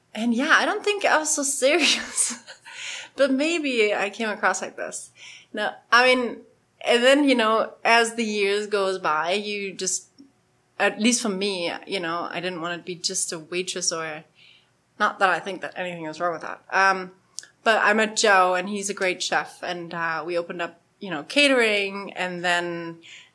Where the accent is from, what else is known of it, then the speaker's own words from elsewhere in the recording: Germany; moved away as an adult; also born or lived in Poland; I'm German. Even crazier. I was born in Poland.